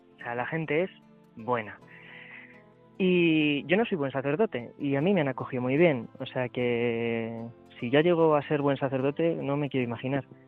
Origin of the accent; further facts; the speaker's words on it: Cuenca, Castilla-La Mancha, Spain; moved away as an adult; now in Madrid, Spain; yo soy de Cuenca